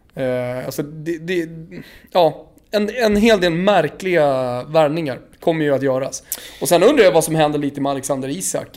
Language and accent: Swedish; Botkyrka, Stockholm County, Sweden; jag är själv uppvuxen på fotbollsplanerna i norra Botkyrka